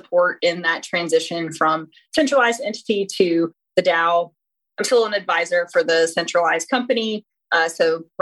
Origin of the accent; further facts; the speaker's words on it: North Carolina, United States; I am from North Carolina